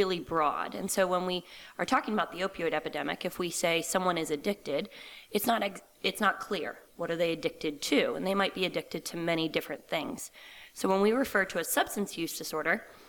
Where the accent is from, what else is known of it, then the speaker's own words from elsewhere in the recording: Reston, Virginia, United States; moved away as an adult; also born or lived in Loudoun County, Virginia / Lancaster, Pennsylvania / Connecticut; I am originally from outside D.C. I grew up in Reston, Virginia, which is Fairfax County.